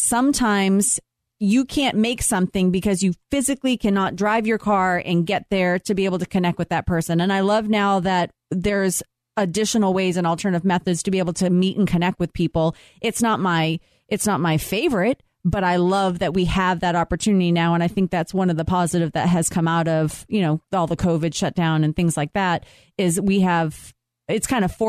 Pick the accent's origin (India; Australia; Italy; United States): United States; Boston, Massachusetts; moved away; We're from Boston.